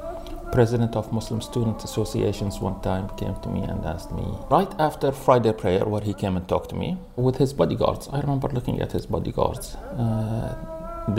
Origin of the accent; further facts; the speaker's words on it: Manama, Capital Governorate, Bahrain; moved away; also born or lived in United States; I'm originally from Manama. From Farig al-Fadl.